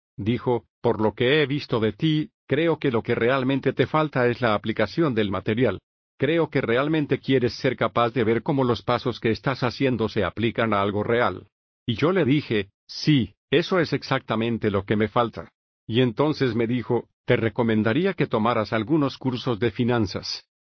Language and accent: Spanish; Venice, Florida, United States; nací y crecí en Venice, Florida